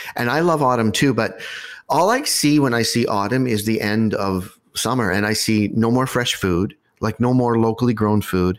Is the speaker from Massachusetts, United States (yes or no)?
yes; Concord, Massachusetts, United States; now in Ottawa, Canada; I come from outside Boston. I come from Concord, Massachusetts, and there, autumn is a long, drawn-out process